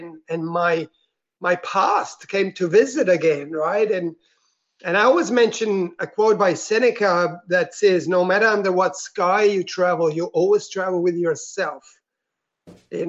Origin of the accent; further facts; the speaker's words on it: Switzerland; moved away as an adult; also born or lived in Italy; now in Melbourne, Australia; I grew up in Switzerland